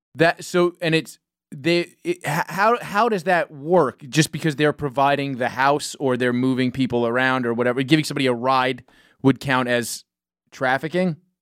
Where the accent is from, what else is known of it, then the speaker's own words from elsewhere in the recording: New York City, New York, United States; I grew up in New York City